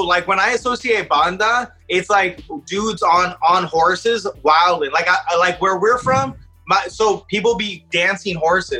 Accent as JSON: {"language": "English", "town": "Palm Desert", "region": "California", "country": "United States", "tie": "born or raised there", "said": "I was born in Palm Springs. You know, Palm Desert's my hometown, but my parents are from Mexico. So every summer, I would go to Mexico"}